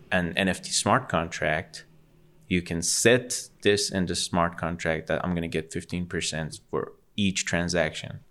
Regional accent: Tehran, Tehran Province, Iran; being born and raised in Ecbatane

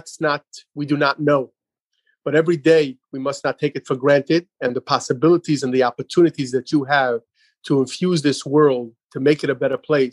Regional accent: New York City, New York, United States; moved away as an adult; I grew up in Brooklyn, New York. Even though I'm out here over 25 years, I grew up in a beautiful community known as Crown Heights

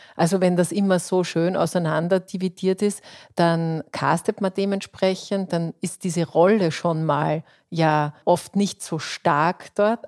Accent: Austria; bei uns in Österreich

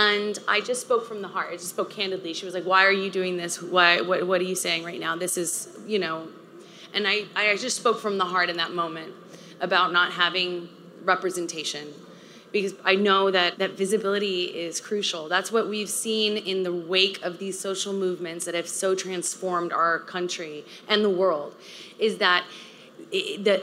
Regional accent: Texas, United States; I grew up in the South in a conservative part of Texas

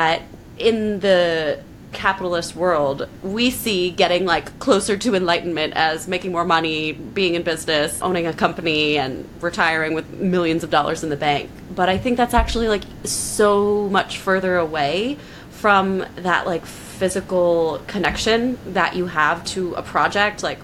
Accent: New York, United States; As a New Yorker

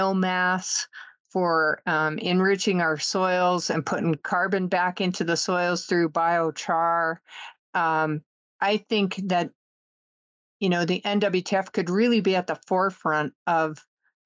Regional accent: the West, United States; I'm from the West

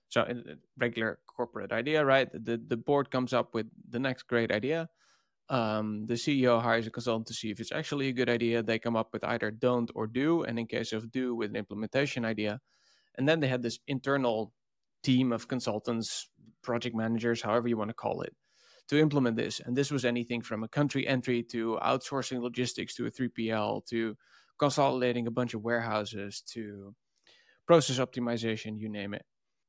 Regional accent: Netherlands; And I'm from the Netherlands.

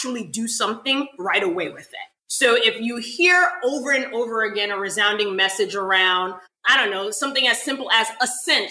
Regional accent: New York City, New York, United States; now in Florida, United States; That's my hometown. That's where I'm from.

